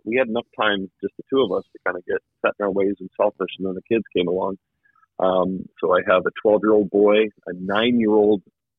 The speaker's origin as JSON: {"language": "English", "country": "Canada", "accent": "Canadian", "moved": "yes", "lives_now": "United States", "said": "and I've lost my Canadian accent. I don't know if you can hear that, but when I go home, they say I sound like a Southern politician. Not a lot of Canadian street cred left."}